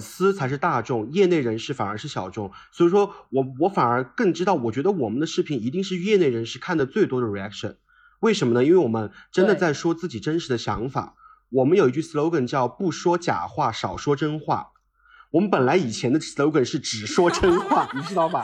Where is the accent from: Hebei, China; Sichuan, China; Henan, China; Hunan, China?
Sichuan, China; Chengdu; also born or lived in Beijing; 因为我是成都人